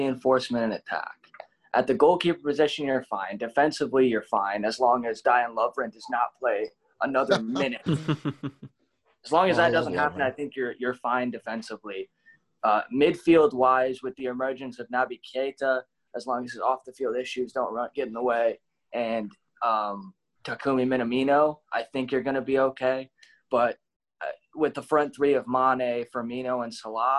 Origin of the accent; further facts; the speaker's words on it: United States; being an American sports fan